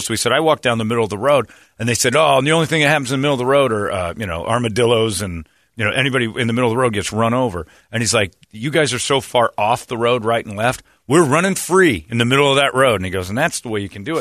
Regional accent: Arizona, United States; I'm from Arizona

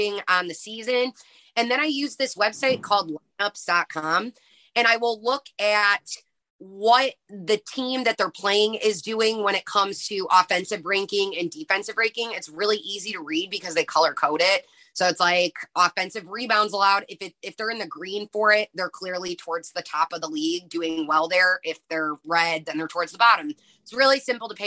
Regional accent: Sandwich, Illinois, United States; moved away as an adult; also born or lived in Iowa / Nebraska; I'm from the Midwest originally. I'm from a really small town called Sandwich, Illinois

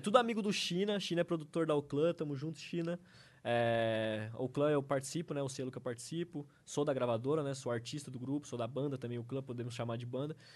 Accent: Avaré, São Paulo, Brazil; moved away as an adult; now in São Paulo, Brazil; durante toda a minha adolescência, infância, lá, lá em Avaré, quando eu morava com meus pais

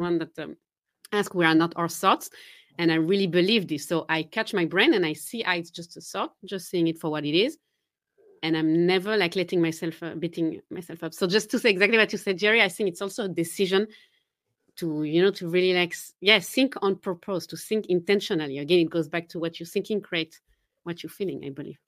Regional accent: Geneva, Switzerland; first language French; English is a second language; moved away; I'm originally from Geneva, Switzerland, so I do speak French, my mother tongue is French

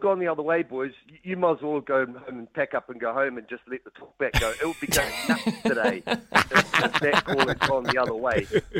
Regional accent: New Zealand; I'm a Kiwi through and through.

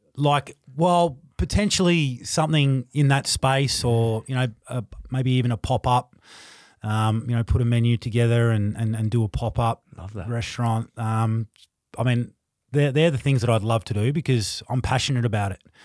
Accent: Tasmania, Australia; also born or lived in Queensland; now in Melbourne, Australia; growing up in Tassie

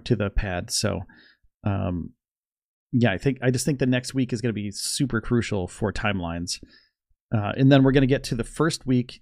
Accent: Northeast, United States; also born or lived in Orlando, Florida; I'm from the Northeast.

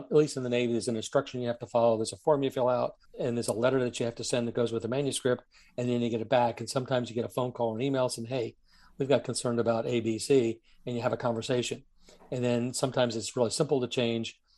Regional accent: Germany; Now, I grew up in Germany. My father was in the Air Force. He took us to East Berlin to show us what the bad guys were.

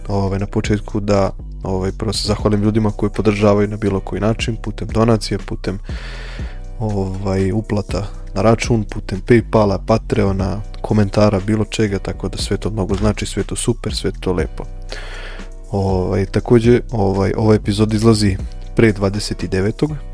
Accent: Novi Sad, Vojvodina, Serbia; kod nas u Novom Sadu

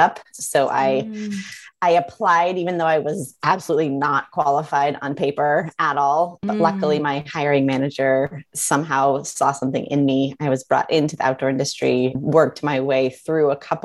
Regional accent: Midwest, United States; I grew up in the Midwest

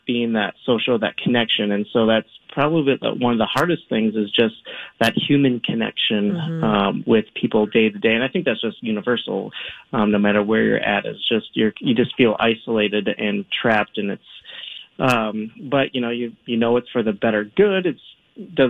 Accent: United States; moved away as an adult; now in Rome, Italy; I'm an American teacher at an American school

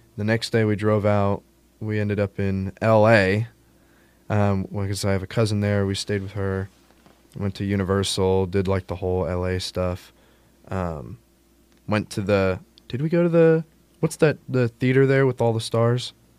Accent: Texas, United States; moved away as an adult; now in West Lafayette, United States

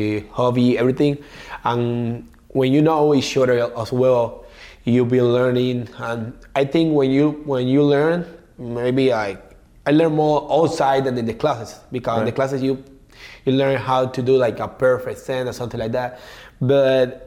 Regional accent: Cuba; moved away; I come from Cuba

